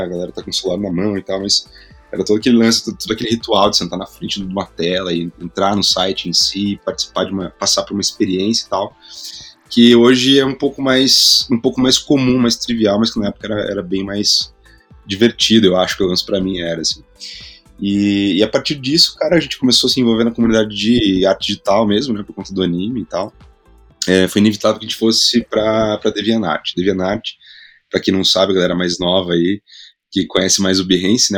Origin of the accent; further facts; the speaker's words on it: Curitiba, Paraná, Brazil; also born or lived in Spain; sou de Curitiba, vou contextualizar um pouco, né? Nasci na, na, na periferia de Curitiba